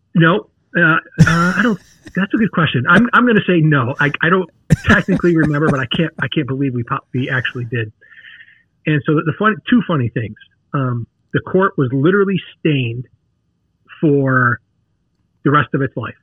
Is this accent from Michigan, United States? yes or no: yes; Detroit, Michigan, United States; now in St. Louis, United States; I grew up in the Detroit area